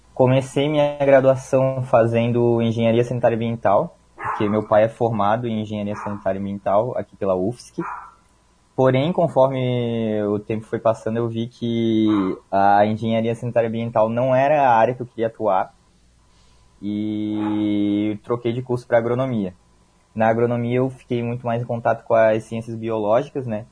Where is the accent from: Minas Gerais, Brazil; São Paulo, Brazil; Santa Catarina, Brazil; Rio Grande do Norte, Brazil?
Santa Catarina, Brazil; Florianópolis; sou natural aqui de Florianópolis, então passei minha vida toda aqui nessa cidade